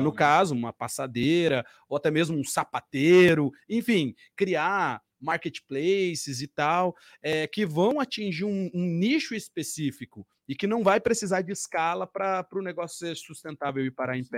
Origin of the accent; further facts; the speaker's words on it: Curitiba, Paraná, Brazil; Jonatas e eu somos daqui de Curitiba